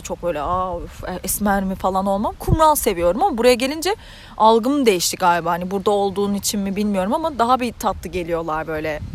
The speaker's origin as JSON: {"language": "Turkish", "country": "Turkey", "moved": "as an adult", "lives_now": "Ireland", "said": "bir Türk olarak"}